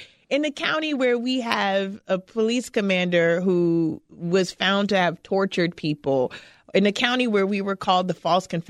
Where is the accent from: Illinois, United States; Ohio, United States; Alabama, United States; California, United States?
Illinois, United States; Chicago; I grew up in Cabrini. I grew up in the projects of Chicago in the 70s and 80s when Cabrini was literally crumbling around us.